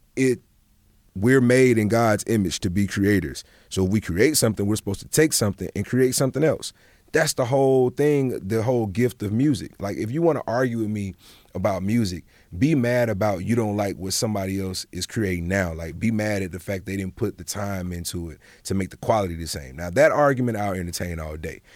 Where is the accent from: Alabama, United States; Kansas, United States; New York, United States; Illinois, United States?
Alabama, United States; Montgomery; moved away; also born or lived in London / Atlanta / Los Angeles; we're from Montgomery, Alabama. Like, I went home for Thanksgiving